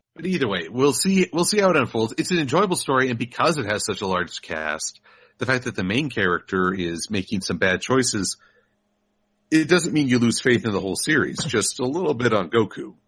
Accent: United States; I'm an American

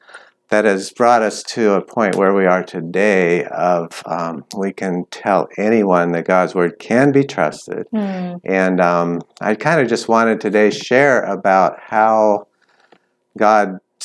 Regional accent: California, United States; now in Thailand; I'm originally from California. We moved a lot. I've lived in a lot of states, actually. But for the last 10 years, we've lived in Thailand.

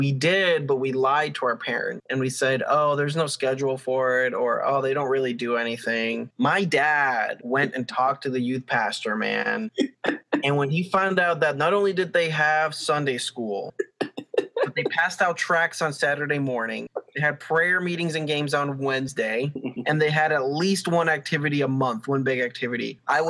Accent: Dominican Republic; born there; Well, Alex, I was born in the Dominican Republic under a palm tree. I was the second coconut. And I'm a twin.

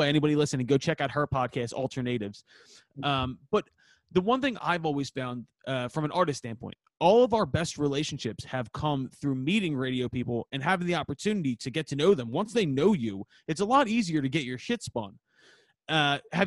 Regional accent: Philadelphia, Pennsylvania, United States; I'm from Northeast Philadelphia

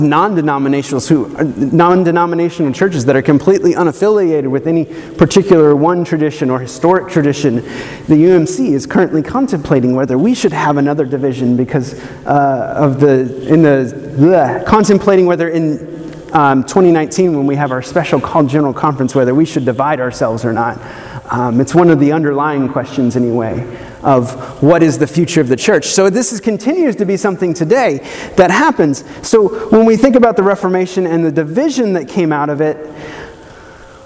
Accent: the South, United States; I grew up in the South

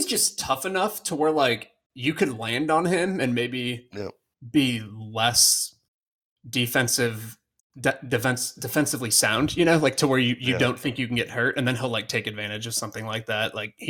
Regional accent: United States; I'm an ignorant American

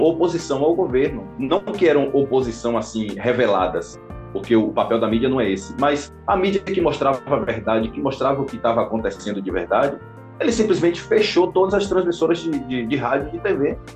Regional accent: Amargosa, Bahia, Brazil; now in Porto, Portugal; a cidade de Amargosa, é, é minha cidade

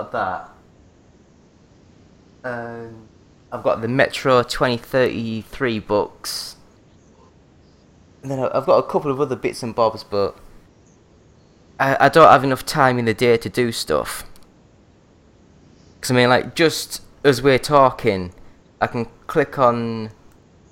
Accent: Yorkshire and the Humber, United Kingdom; now in Glasgow, United Kingdom; I'm from North Yorkshire

